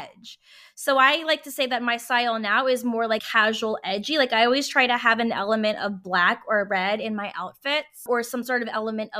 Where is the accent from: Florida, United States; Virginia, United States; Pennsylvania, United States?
Virginia, United States; I was in Virginia and I'm from Virginia.